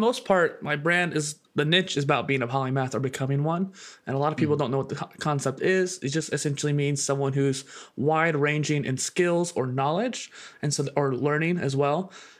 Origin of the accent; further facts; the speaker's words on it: Midwest, United States; So I grew up in the Midwest in a college town. With a lot of colleges in my area, there was a lot of modernness to it.